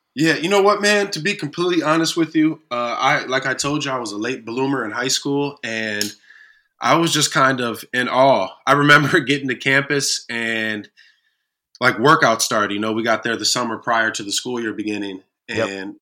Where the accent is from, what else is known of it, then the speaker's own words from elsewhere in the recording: Kalamazoo, Michigan, United States; here in my hometown of Kalamazoo